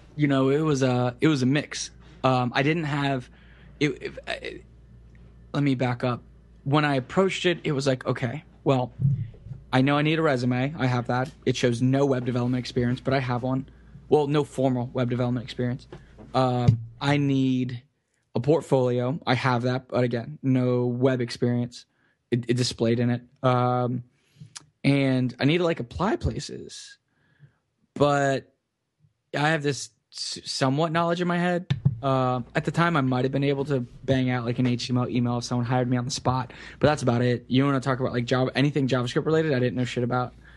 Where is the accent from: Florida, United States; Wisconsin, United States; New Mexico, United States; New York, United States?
Florida, United States; Kissimmee; I grew up in Central Florida, um, in a town city, I guess, called Kissimmee